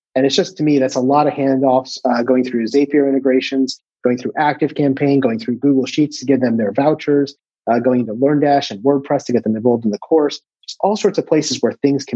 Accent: United States; moved away as an adult; also born or lived in Maryland / Puerto Rico; now in Italy; as an American

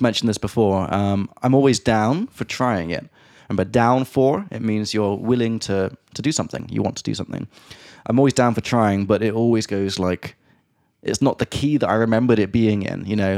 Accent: England, United Kingdom; moved away; from England

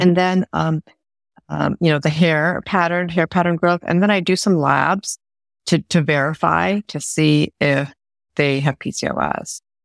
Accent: India; moved away; I'm from India originally, South Asian

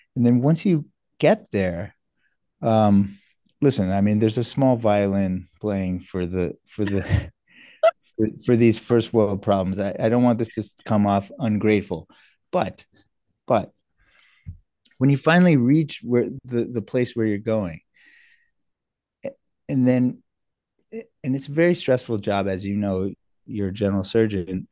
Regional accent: New York, United States; also born or lived in South Africa / Canada; now in Boston, United States; from second grade on, I was in New York, and I've been on the East Coast ever since

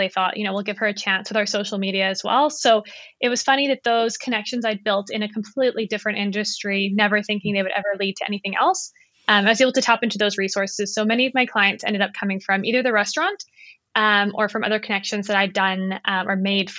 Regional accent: South Africa; also born or lived in Canada; now in Vancouver, Canada; And I live in Vancouver with my husband and my dog. So I'm originally from South Africa, but I kind of lived between Canada and South Africa when I was growing up.

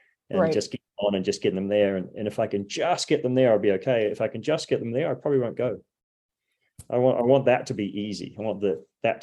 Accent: New Zealand; being a New Zealander, I mean, there were two sayings that I was brought up

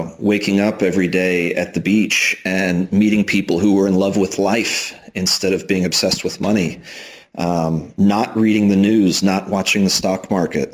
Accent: Houston, Texas, United States; moved away as an adult; also born or lived in Austin, Texas; now in Spain; I'm originally from Texas, grew up in Houston, went to school in Austin

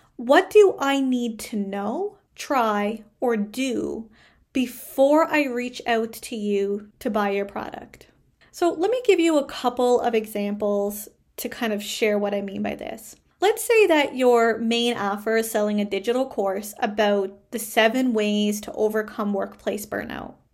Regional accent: Canada; I am a Canadian social worker

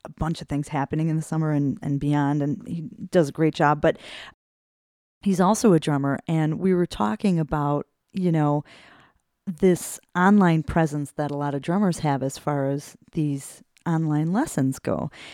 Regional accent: Berwyn, Illinois, United States; I grew up in Berwyn, out, outside of Chicago

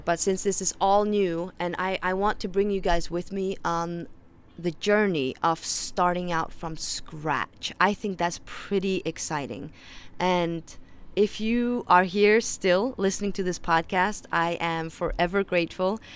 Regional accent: Faroe Islands; accent: Faroese; first language Faroese; English is a second language; English is my third language, so if you detect an accent, that is why. My first language is Faroese, my second language is Danish, and then my third language is English.

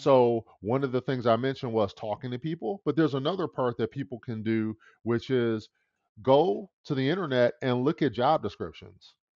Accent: Detroit, Michigan, United States; I was born and raised in the Midwest in Detroit, Michigan

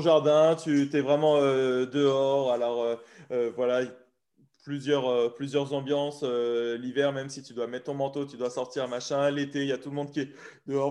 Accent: France; nous, en tant que bon français

